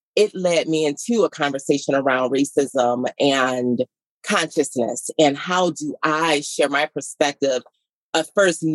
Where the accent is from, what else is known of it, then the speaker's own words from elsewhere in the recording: Detroit, Michigan, United States; I was born and raised in Detroit